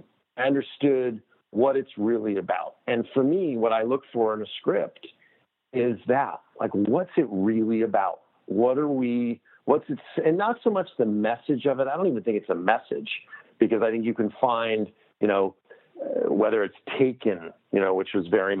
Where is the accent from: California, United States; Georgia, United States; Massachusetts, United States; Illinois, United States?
California, United States; Los Angeles; I grew up in Los Angeles